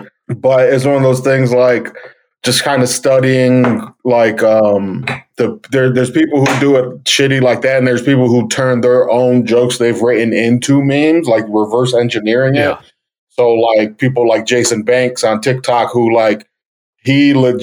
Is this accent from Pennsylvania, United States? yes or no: no; Cleveland, Ohio, United States; I'm from Cleveland